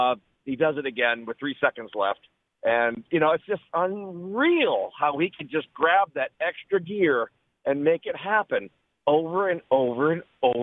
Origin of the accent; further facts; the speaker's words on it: Boston, Massachusetts, United States; moved away as an adult; now in Lakeland, United States; I grew up in Boston, moved here in Tampa Bay several years ago